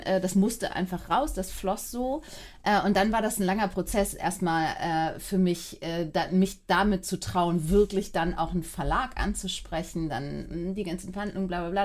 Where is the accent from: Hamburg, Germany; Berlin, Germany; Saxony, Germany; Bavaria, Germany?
Hamburg, Germany; bin Hamburgerin und bin äh, acht Jahre äh, jede zweite Woche in Frankfurt gewesen